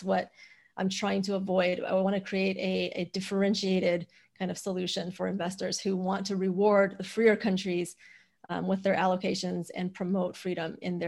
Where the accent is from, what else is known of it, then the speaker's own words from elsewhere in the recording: China; also born or lived in United States; I grew up in China and the US, and so I split my childhood between two very different countries when it comes to freedom levels.